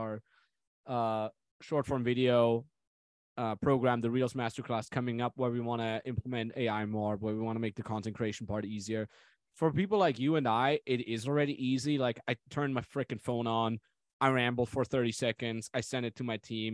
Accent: Austria; Austrian Alps, just my hometown

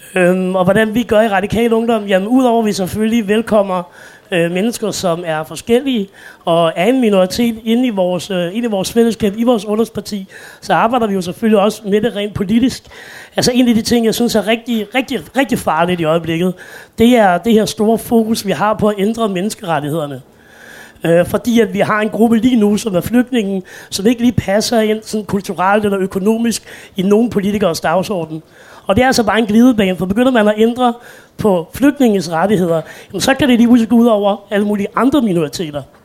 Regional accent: Roskilde, Zealand, Denmark; Jeg er født og opvokset i Roskilde, så jeg er ikke fra København

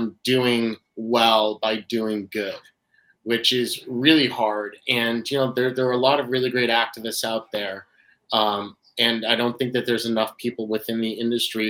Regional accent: New Hampshire, United States; also born or lived in Boston / Connecticut; now in Massachusetts, United States; I'm a New England boy. Born and raised in New Hampshire

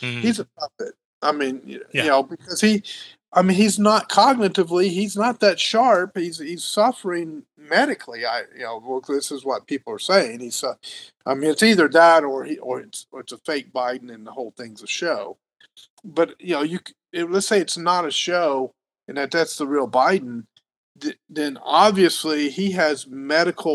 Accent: the South, United States; now in California, United States; I'm from the South

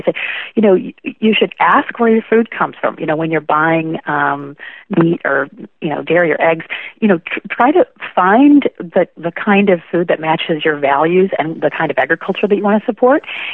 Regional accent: Kalamazoo, Michigan, United States; now in Northern California, United States; that community in Kalamazoo, Michigan, where I'm from

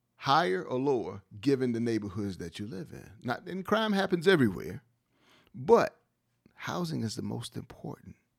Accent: Wilmington, North Carolina, United States; Being born and raised in Wilmington, seeing Wilmington's growth, I've seen the good and the bad

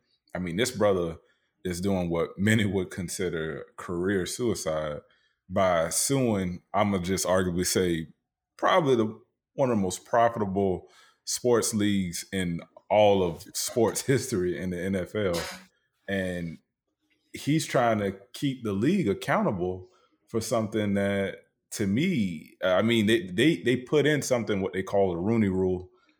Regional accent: the South, United States; Yeah, like, I'm from the South, dog.

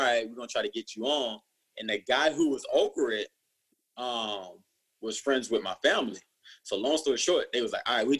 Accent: Perry, Georgia, United States; growing up in Perry, you know, where I grew up, it's a small town

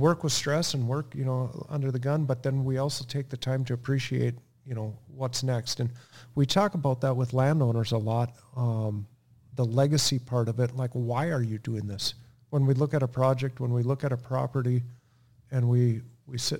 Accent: Melrose, Minnesota, United States; In Melrose. We were on a farm, just a family farm.

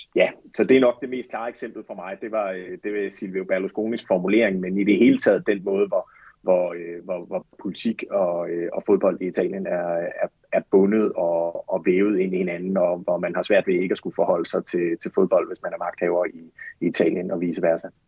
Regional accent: Aarhus, Central Denmark Region, Denmark; moved away as an adult; also born or lived in Florence, Italy; Jeg kommer selv fra Aarhus

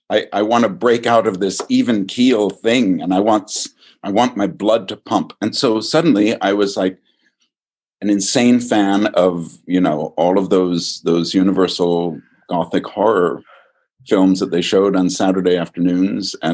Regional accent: Virginia, United States; I grew up in Virginia for the most part, and uh, but all of their people came from Minnesota

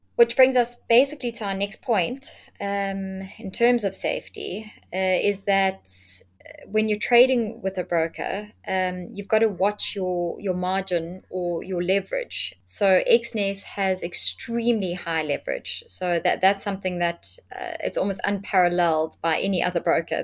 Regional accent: South Africa; being a South African myself

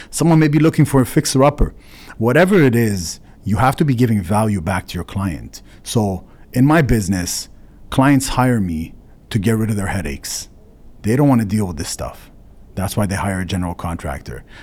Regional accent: Canada; as a Canadian

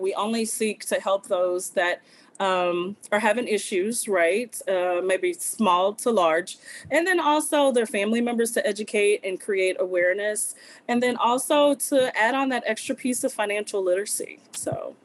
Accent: Southwest Louisiana, United States; now in Arkansas, United States; I'm originally from Southwest Louisiana

